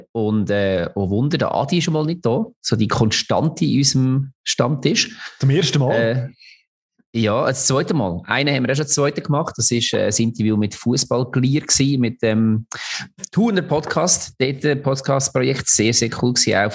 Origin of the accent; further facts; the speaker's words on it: Lucerne, Switzerland; obwohl man als Luzerner natürlich nicht ganz unglücklich war